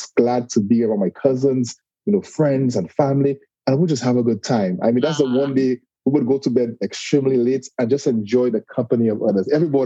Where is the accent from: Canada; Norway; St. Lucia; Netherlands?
St. Lucia; now in Walton, United States; I'm originally from a very small island in the Caribbean called St. Lucia